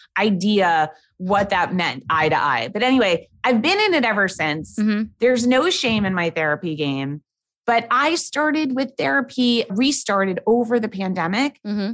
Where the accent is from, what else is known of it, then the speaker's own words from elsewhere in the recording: New York City, New York, United States; born and raised in New York City